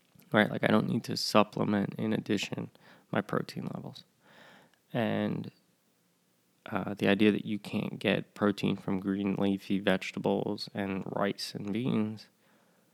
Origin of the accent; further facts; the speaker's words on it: Northeast, United States; now in the South, United States; I live in the South now. I grew up in the North. And in the Northeast, in an Italian-American family